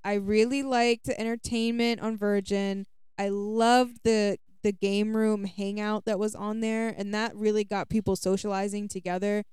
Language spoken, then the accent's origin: English; United States; being an American